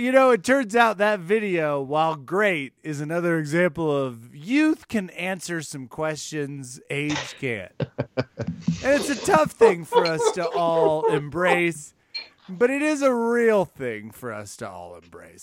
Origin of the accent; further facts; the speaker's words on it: Midwest, United States; I was raised in the Midwest